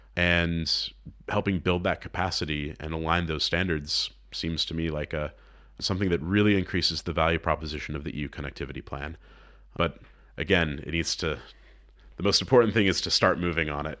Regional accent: United States; moved away; as an American

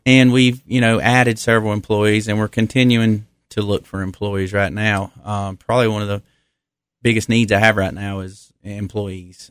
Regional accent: Millers Creek, North Carolina, United States; originally from Wilkes County. I grew up in Miller's Creek, so, you know, just down sixteen

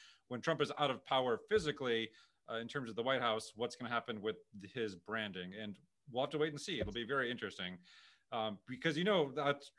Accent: St. Louis, Missouri, United States; My parents are from Pakistan. I was born and raised here

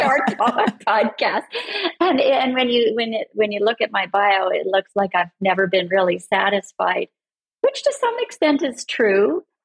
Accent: Canada; I'm Canadian and I'm far up north

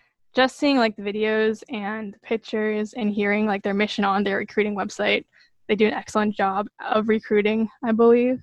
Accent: Pennsylvania, United States; moved away as an adult; now in Northern Virginia, United States; I am from Pennsylvania originally, so I am fortunately able to live pretty close to home right now

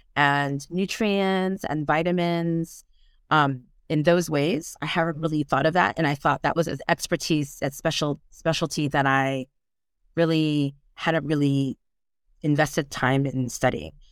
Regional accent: United States; accent: American; moved away as an adult; now in Brittany, France; I'm American, as you can tell by my accents

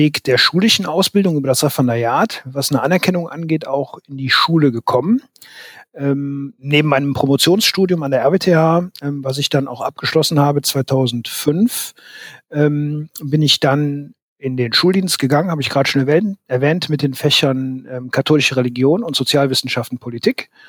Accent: Aachen, North Rhine-Westphalia, Germany; born there; Ich bin 1973 geboren in Aachen

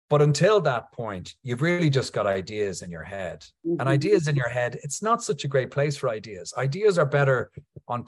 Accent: Ireland; I'm Irish

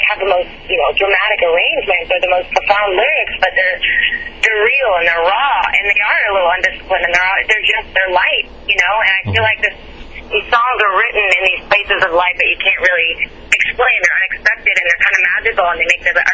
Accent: El Salvador; moved away; also born or lived in Nashville; the country I was born in El Salvador.

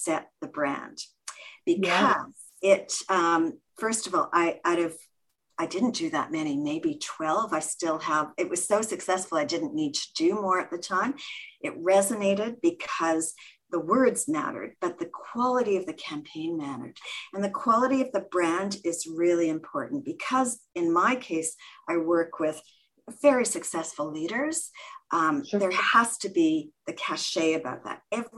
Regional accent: Canada; also born or lived in Toronto, Canada; I'm Canadian. We're based in Toronto, Canada

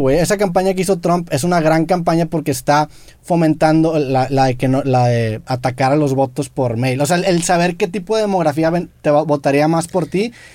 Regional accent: Mexico; siendo mexicanos

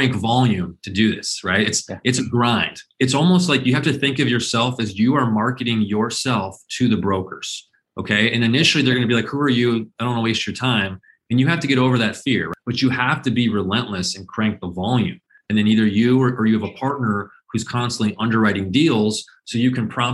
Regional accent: Phoenix, Arizona, United States; I was born and raised in Phoenix

